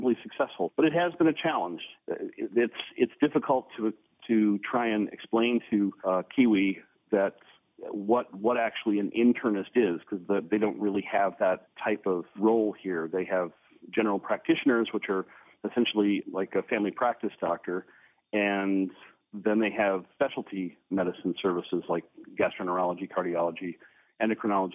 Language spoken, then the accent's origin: English; Pittsburgh, Pennsylvania, United States; also born or lived in South Dakota / Alabama / Florida / Washington; now in New Zealand; I'm originally from the Pittsburgh area